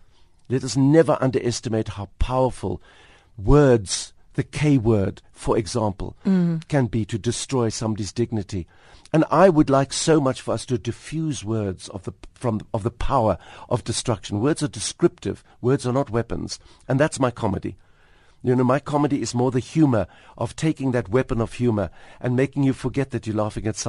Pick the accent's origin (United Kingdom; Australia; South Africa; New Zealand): South Africa; Pinelands, Western Cape; I'm a very much a Cape creature. I was brought, I grew up in Pinelands, which is a lovely little leafy suburb.